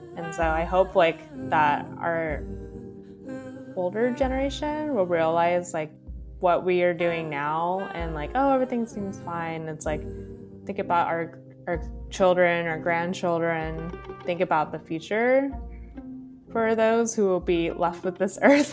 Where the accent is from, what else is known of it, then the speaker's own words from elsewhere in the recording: California, United States; having been born and raised in California